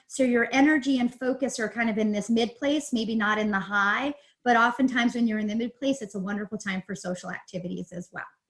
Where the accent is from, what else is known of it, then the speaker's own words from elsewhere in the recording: New York, United States; moved away as an adult; also born or lived in Pennsylvania; now in Denver area, Colorado, United States; I am actually originally from New York. And so East Coast girl and went to school upstate New York